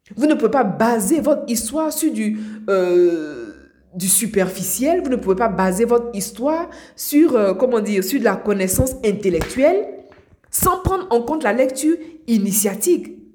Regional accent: Abidjan, Côte d’Ivoire; now in Europe; moi je suis euh, née à Abidjan, en Côte d'Ivoire. J'ai grandi à Abidjan, en Côte d'Ivoire. Aujourd'hui, je vis euh, en Europe

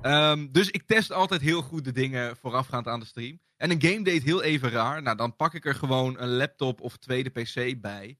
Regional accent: Bennekom, Gelderland, Netherlands; also born or lived in Ede; ik kan me niks meer herinneren van de geboorteplaats Ede. Ik ben ook vrij snel verhuisd naar Bennekom

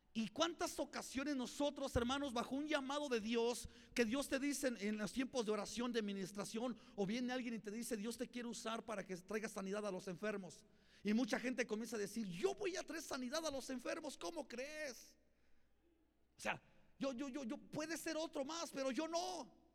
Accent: Mexico; yo soy más mexicano que nopal

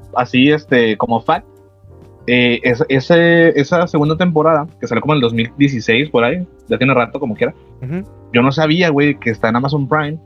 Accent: Monterrey, Nuevo León, Mexico; somos de Monterrey

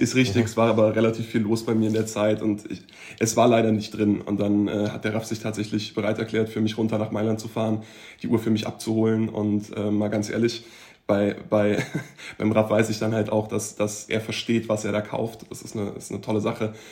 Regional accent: Frankfurt, Hesse, Germany; ich bin ja eigentlich äh, gebürtiger Frankfurter

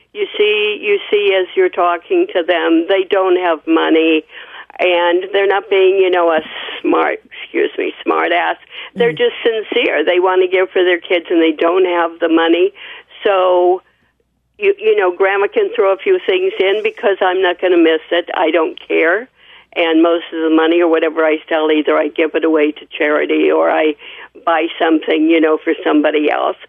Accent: Midwest, United States; also born or lived in New York; now in Woodland Hills, United States; I'm from the Midwest and then lived in New York and then came here.

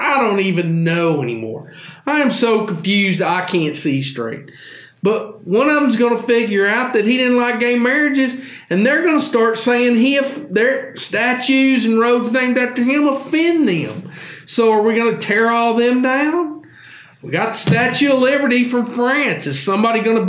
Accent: the South, United States; I can't be proud to be from the South

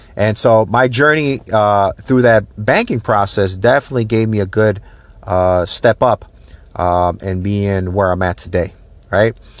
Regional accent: Minneapolis, Minnesota, United States; moved away as an adult; now in Tampa Bay, United States; I was, uh, born and raised in the Saint Paul, Minneapolis, uh, Minnesota area.

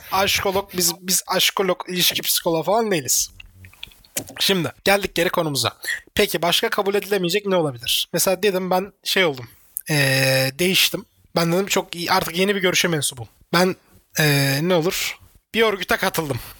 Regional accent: Mersin, Turkey; also born or lived in Adana; Hepimiz daha çok Mersin'de yaşamışız.

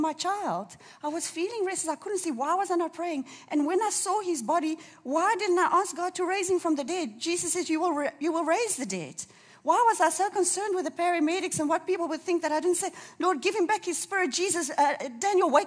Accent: Durban, KwaZulu-Natal, South Africa; I'm from Durban

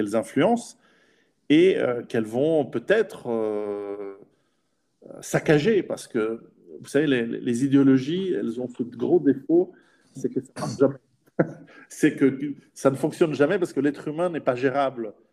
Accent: Switzerland; je suis en, en Suisse, je suis suisse

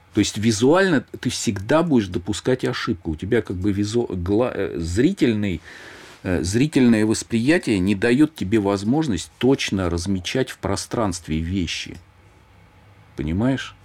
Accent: Moscow, Russia; где я родился, вот в Щукино

